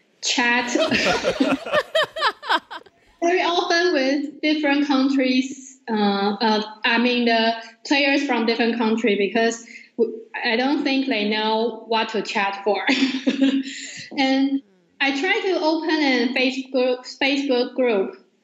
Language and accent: English; Taiwan; I'm from Taiwan.